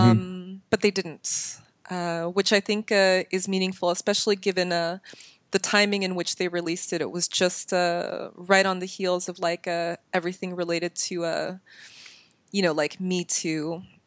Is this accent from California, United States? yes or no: yes; Bay Area, California, United States; I come from the Bay Area